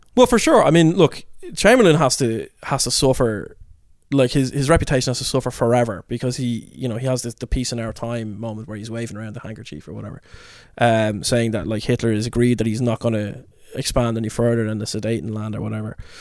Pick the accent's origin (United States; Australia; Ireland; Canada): Ireland; being Irish